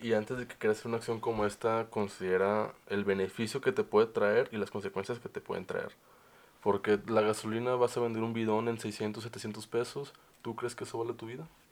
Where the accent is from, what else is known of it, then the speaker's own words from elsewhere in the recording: Mexico; also born or lived in Monterrey; como mexicanos